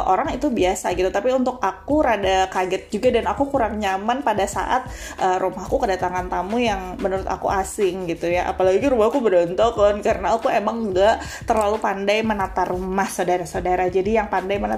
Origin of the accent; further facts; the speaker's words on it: Kandangan, South Kalimantan, Indonesia; iya aku bilang e, saya orang kandangan saya orang Banjar Kalimantan Selatan gitu kan